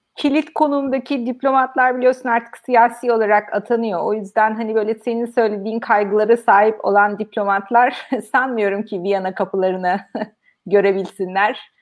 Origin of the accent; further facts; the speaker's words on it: Turkey; moved away; Türkiye'den olduğum